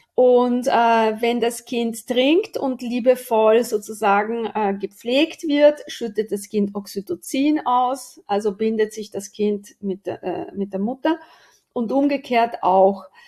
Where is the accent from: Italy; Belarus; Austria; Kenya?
Italy; Aosta Valley; moved away; Also ich bin am Fuß des Matterhorns aufgewachsen, zur Hälfte gehört er zu uns